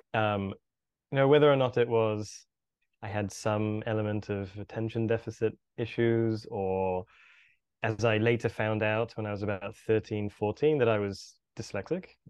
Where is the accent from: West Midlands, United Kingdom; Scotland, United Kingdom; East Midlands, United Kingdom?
West Midlands, United Kingdom; Birmingham; I was born and bred in the U K, grew up in a, in a city called Birmingham